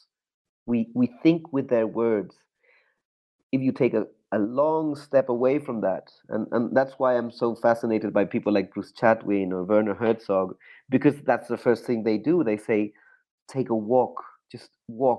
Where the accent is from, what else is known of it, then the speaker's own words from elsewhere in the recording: Chile; growing up in Chile, and the dictatorship was just so vicious